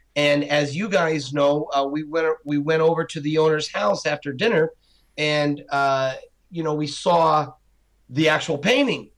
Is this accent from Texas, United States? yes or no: no; Scranton, Pennsylvania, United States; now in Camp Hill, United States; my hometown of Scranton and Philly and here in Camp Hill where we live